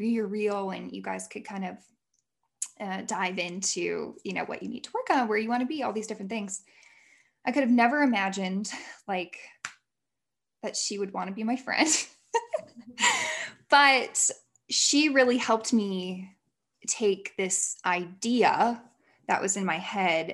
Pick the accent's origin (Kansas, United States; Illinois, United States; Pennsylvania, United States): Illinois, United States; moved away as an adult; also born or lived in Indiana / Utah; I moved back home. I'm from Illinois. I moved back home for a whole year